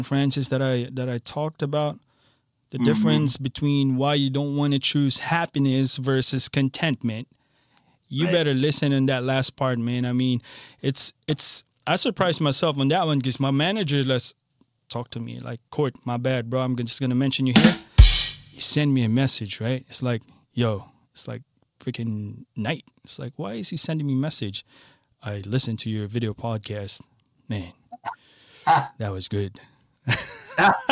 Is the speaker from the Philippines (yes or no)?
yes; Philippines; now in Rosedale, United States; I'm a Filipino